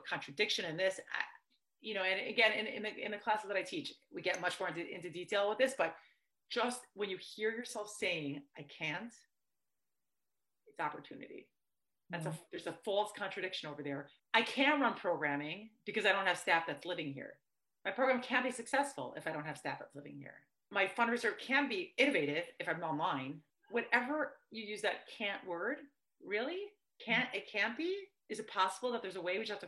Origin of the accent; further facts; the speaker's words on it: New York, United States; I grew up in New York